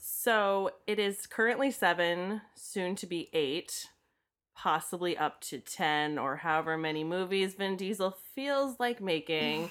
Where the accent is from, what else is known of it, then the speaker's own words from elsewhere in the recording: Daytona Beach, Florida, United States; growing up in Daytona where fast cars are a thing